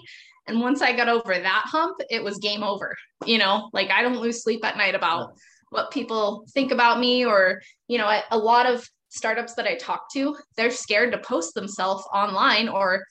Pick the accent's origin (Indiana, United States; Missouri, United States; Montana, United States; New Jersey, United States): Montana, United States; I'm from Montana, still live in Montana. Very close-minded, conservative Christian culture here. I grew up in a Montana ranch family